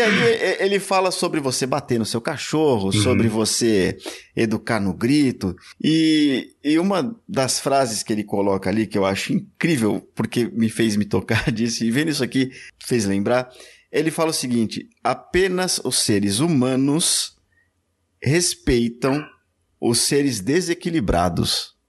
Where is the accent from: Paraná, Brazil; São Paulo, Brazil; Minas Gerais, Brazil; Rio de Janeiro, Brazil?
São Paulo, Brazil; No Lausanne Paulista ali, é. Eu, eu era um pouco mais profundo ali